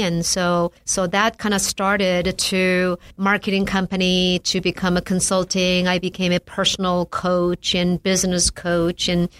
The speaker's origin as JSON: {"language": "English", "country": "South Korea", "moved": "as an adult", "said": "I came here from Korea."}